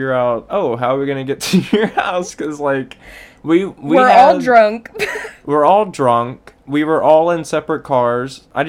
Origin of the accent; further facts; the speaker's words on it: the South, United States; I'm from the South and she's from the Midwest.